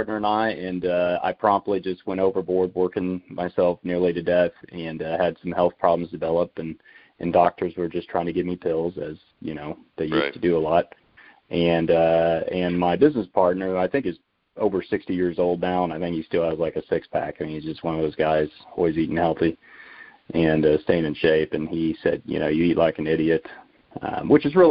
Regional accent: Haven, Kansas, United States; I grew up in Haven, Kansas. So we're just west of Wichita, south central Kansas

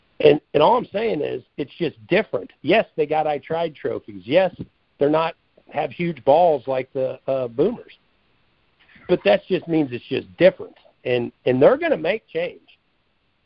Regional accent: Midwest, United States; I grew up in the Midwest

